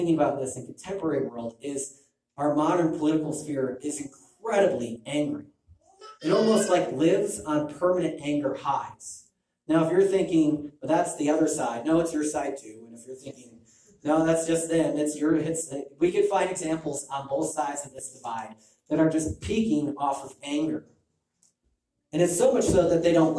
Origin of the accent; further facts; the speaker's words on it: Illinois, United States; I'm from Illinois